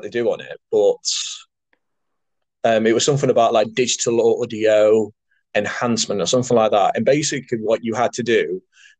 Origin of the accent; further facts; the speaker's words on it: Nottingham, East Midlands, United Kingdom; also born or lived in Derby; Obviously, I come from Nottingham, so I already knew what the Nottingham universities were like.